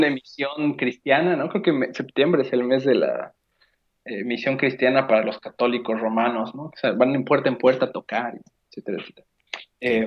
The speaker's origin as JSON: {"language": "Spanish", "country": "Mexico"}